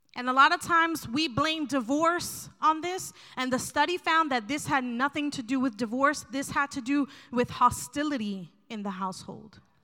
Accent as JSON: {"language": "English", "region": "New Jersey", "country": "United States", "said": "I'm from New Jersey"}